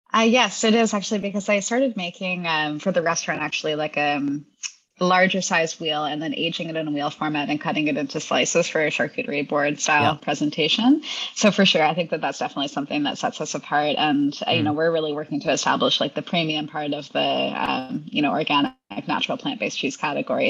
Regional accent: Hamilton, Ontario, Canada; now in London, Canada; I'm from the Hamilton area originally, so I mm-hmm. live in London now, which is where the, the business is based, London, Ontario, yep. uh, Canada's London. Yep. Uh, but I grew up in Hamilton

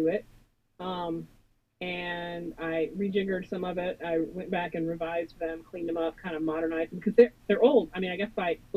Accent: Kentucky, United States; moved away as an adult; also born or lived in Japan / England; now in Central Illinois, United States; I grew up in Kentucky.

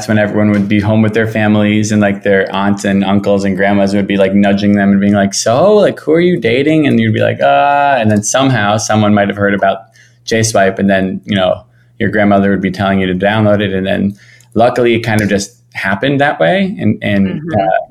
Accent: Miami Beach, Florida, United States; moved away as an adult; I'm from Miami Beach, Florida, born and raised.

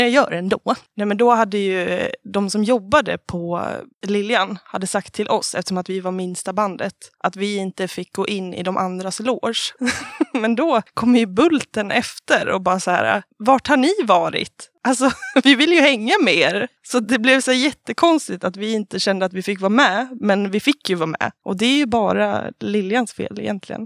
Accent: Falun, Dalarna County, Sweden; Jag är från Falun

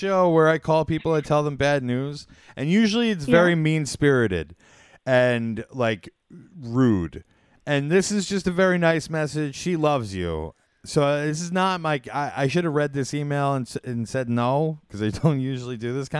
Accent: New York, United States; We're from New York up here.

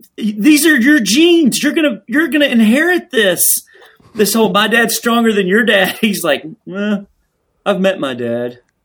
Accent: the South, United States; I grew up here

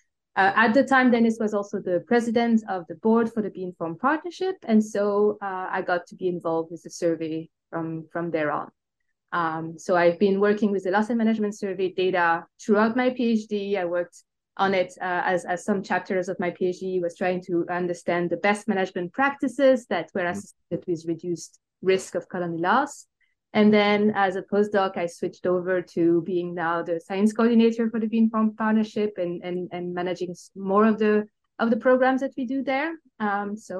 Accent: Belgium; English is a second language; moved away as an adult; also born or lived in Brussels; now in United States; I tell by my accent, I'm not originally from the United States. I actually, I'm originated from Belgium.

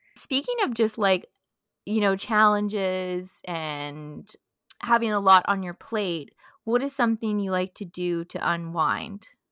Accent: Thunder Bay, Ontario, Canada; moved away as an adult; now in Montreal, Canada; I'm also from Thunder Bay

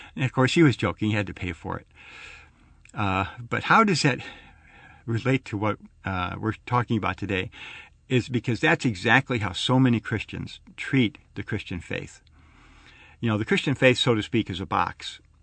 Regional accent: Arlington Heights, Illinois, United States; I grew up in Chicago, I mean the Chicago area, uh, out in Arlington Heights.

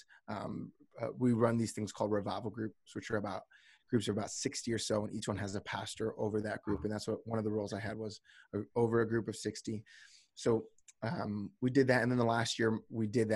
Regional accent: New Jersey, United States; moved away as an adult; now in Redding, United States; I'm originally from the East Coast. I'm originally from New Jersey

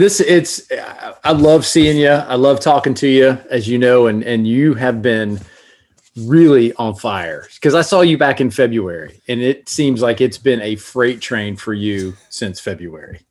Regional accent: Florida, United States; from Florida

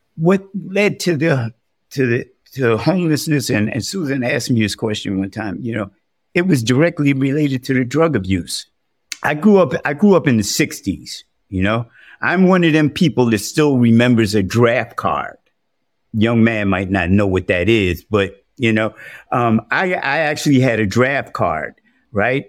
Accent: New York City, New York, United States; I was born and raised in the South, the South Bronx, that is.

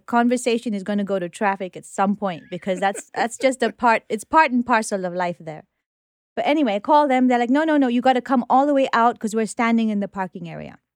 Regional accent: Nairobi, Kenya; also born or lived in United Kingdom; now in New York, United States; I was born in Nairobi

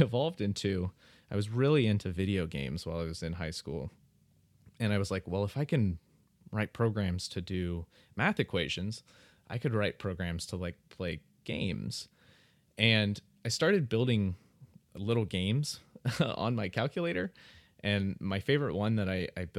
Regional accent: Dayton, Ohio, United States; also born or lived in St. Louis, Missouri; I grew up, well, I was born in St. Louis, Missouri, but when I was real young, I moved to Dayton, Ohio. And I spent the first, like, really the first kind of like 20 years of my life, 20, 25 years of my life in Dayton, Ohio.

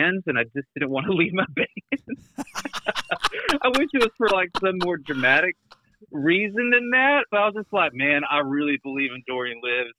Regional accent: Birmingham, Alabama, United States; also born or lived in Trussville, Alabama / Irondale, Alabama; now in Gadsden, United States; Grew up in Birmingham

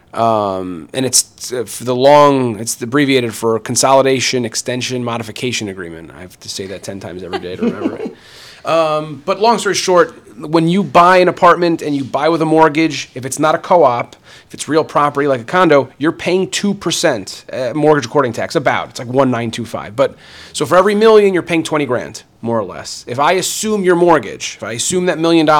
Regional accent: New Jersey, United States; now in New York City, United States; I grew up in North Jersey

